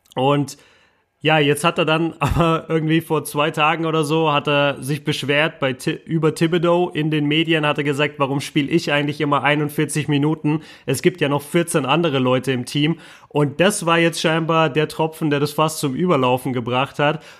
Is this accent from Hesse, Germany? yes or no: no; Bochum, North Rhine-Westphalia, Germany; weit weg von meinem Heimatort äh, Bochum zurzeit